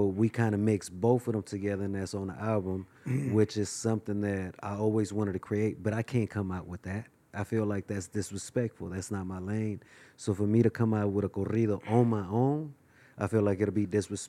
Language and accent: English; Mexico City, Mexico; born there; you know, I was born in Mexico.